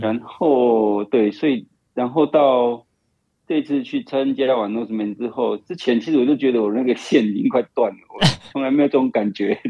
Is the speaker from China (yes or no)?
no; Taiwan; 对我们台湾人来讲就还好